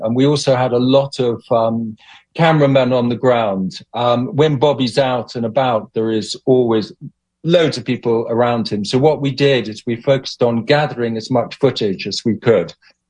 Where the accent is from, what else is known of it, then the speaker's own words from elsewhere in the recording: Uganda; Well, I grew up in Uganda and my father grew up in Uganda